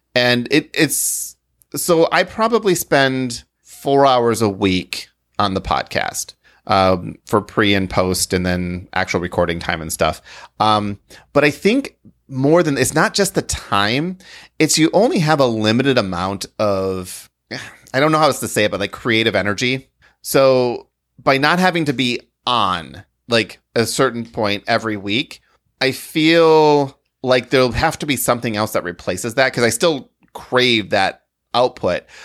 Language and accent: English; Grand Rapids, Michigan, United States; I grew up in Grand Rapids